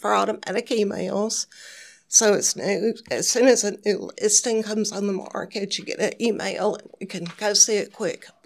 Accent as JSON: {"language": "English", "town": "Jonesboro", "region": "Georgia", "country": "United States", "moved": "as an adult", "lives_now": "Hernando, United States", "said": "I'm from the south side of Atlanta, Jonesboro, Georgia."}